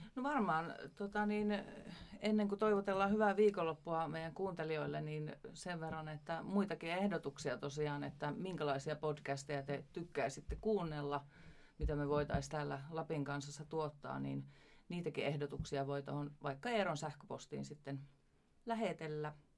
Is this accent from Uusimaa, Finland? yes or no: no; Ivalo, Lapland, Finland; minä olen syntynyt Ivalossa